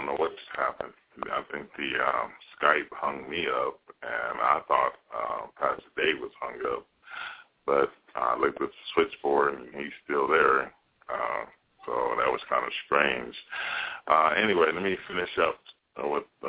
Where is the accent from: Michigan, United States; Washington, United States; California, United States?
Michigan, United States; Pontiac; now in Spokane, United States; I'm from Pontiac, Michigan. I was born and raised